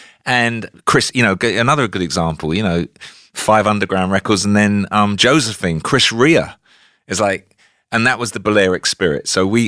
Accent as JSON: {"language": "English", "region": "South East England", "country": "United Kingdom", "tie": "born or raised there", "said": "I grew up in Kent. I was born at the same hospital as Mick Jagger."}